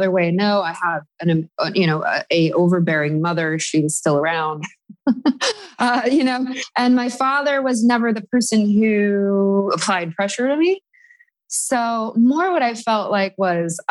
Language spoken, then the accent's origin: English; Madison, Wisconsin, United States; moved away as an adult; now in New York City, United States; I was making a living in my hometown in Madison, Wisconsin as a professional musician